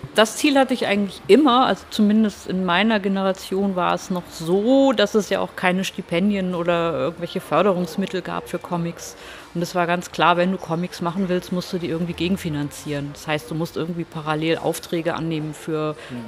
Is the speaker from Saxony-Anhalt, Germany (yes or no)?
no; Hamburg, Germany; moved away as an adult; also born or lived in New York; ich komme aus Hamburg